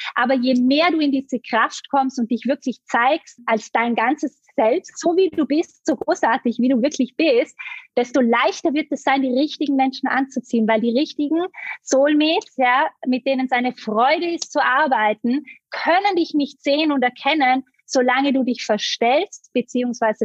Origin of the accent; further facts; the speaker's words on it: Vorarlberg, Austria; also born or lived in Bali; now in Vienna, Austria; Ich komme ursprünglich ganz aus dem Westen von Österreich. Äh, ich bin in Vorarlberg aufgewachsen, lebe jetzt aber schon einige Jahre in Wien